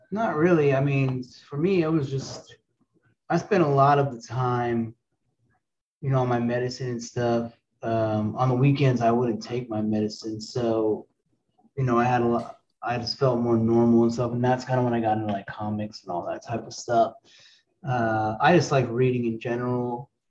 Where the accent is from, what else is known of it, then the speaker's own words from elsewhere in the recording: Canada; I mean I grew up in Canada, so I mean smoking weed is it's not even a thing, you know.